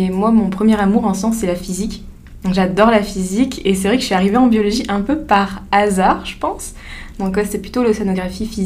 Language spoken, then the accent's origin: French; France; moved away as an adult; now in Rimouski, Canada; je suis française.